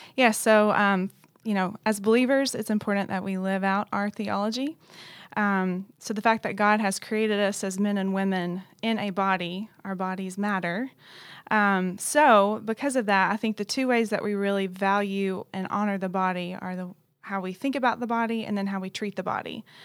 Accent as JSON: {"language": "English", "town": "Knoxville", "region": "Tennessee", "country": "United States", "also_born_or_lived": "Dallas, Texas", "moved": "as an adult", "lives_now": "Louisville, United States", "said": "I'm originally from Knoxville, Tennessee"}